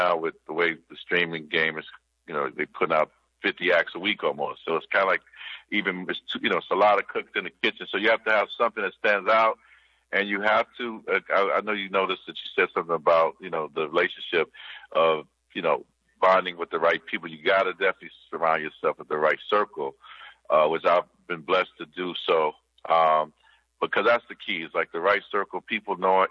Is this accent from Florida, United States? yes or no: no; Kansas City, Missouri, United States; moved away as an adult; also born or lived in St. Louis, Missouri; I came from Kansas City. I'm born in St. Louis, so I claim both. So it was like St. Louis, Missouri, Kansas City, Missouri, but mainly raised in Kansas City.